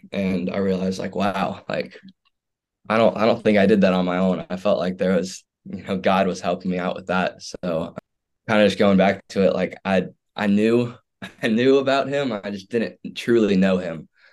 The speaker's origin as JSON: {"language": "English", "town": "Houston", "region": "Texas", "country": "United States", "tie": "born or raised there", "said": "I grew up in Houston, Texas"}